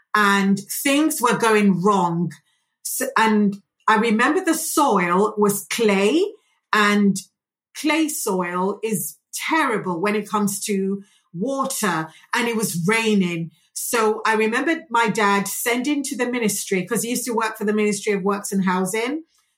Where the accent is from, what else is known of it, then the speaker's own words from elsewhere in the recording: Nigeria; And I loved growing up in Nigeria as well.